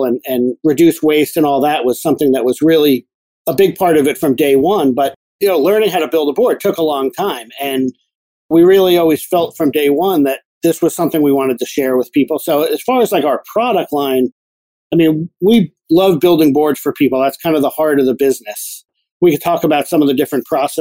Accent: New Jersey, United States; moved away; I grew up down in New Jersey

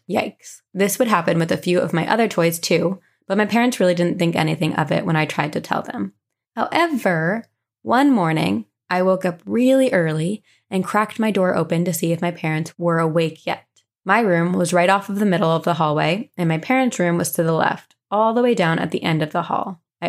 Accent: Raleigh, North Carolina, United States; I'm from the Raleigh area in North Carolina and moved around the area a lot as I grew up.

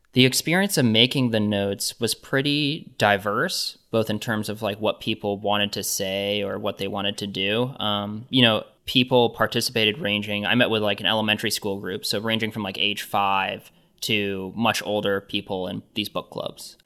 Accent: Johnson County, Kansas, United States; I grew up in Johnson County, which is in Kansas.

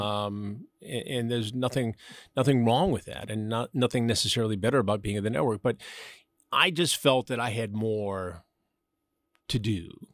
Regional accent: Detroit suburbs, Michigan, United States; moved away as an adult; also born or lived in Chicago; Detroit, I was in the suburbs, but, you know, we did get into the city frequently, and we moved there, my family and I, in nineteen sixty-eight

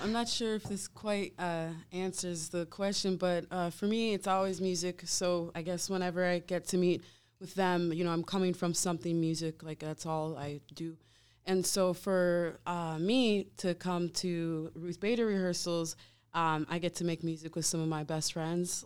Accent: Wisconsin, United States; also born or lived in Savannah, Georgia; now in Milwaukee, United States; I've lived in Wisconsin most of my life

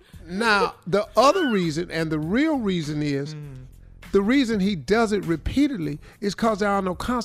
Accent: the South, United States; we from the South. Everybody on this show from the South.

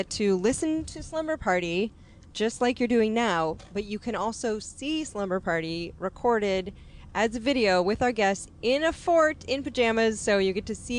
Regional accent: Northern California, United States; accent: Californian; we were both raised in California, but I'm Northern Californian.

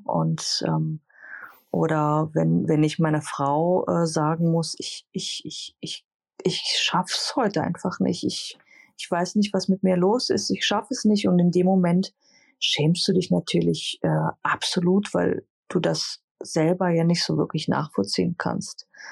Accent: Greece; als Griechin

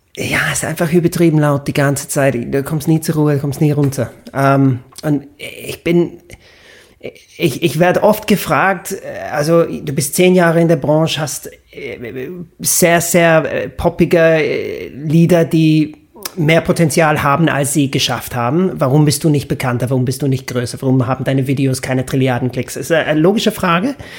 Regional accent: Stratford-upon-Avon, West Midlands, United Kingdom; German is a second language; moved away as an adult; now in Vienna, Austria; meine Heimatstadt ohne die ganzen Touristen zu genießen. Weil Stratford-upon-Avon

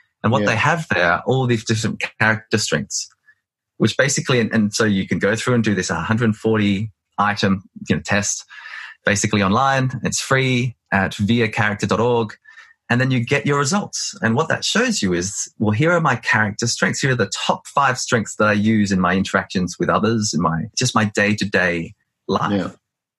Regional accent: Australia; I mean, I'm an Australian, but I'm also of Greek ancestry. I'm also of Welsh ancestry. I'm also multilingual.

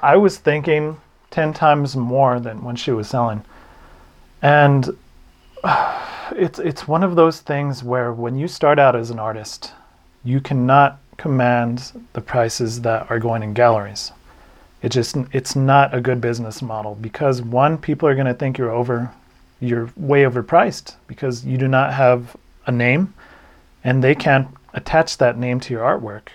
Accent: New Mexico, United States

